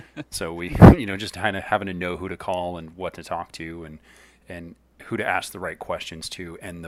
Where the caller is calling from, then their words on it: Lemoore, California, United States; I'm calling in from Lemoore, California.